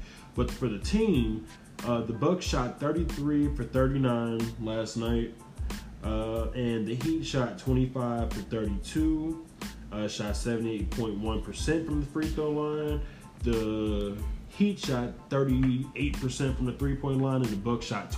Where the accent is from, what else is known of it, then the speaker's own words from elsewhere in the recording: Indiana, United States; we're from Indiana